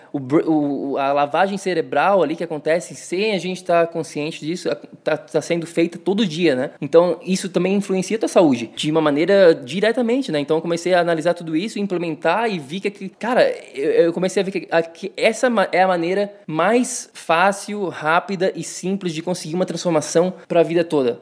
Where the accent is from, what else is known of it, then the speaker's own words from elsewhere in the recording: Florianópolis, Santa Catarina, Brazil; moved away as an adult; also born or lived in São Paulo; now in New York, United States; Cresci em Floripa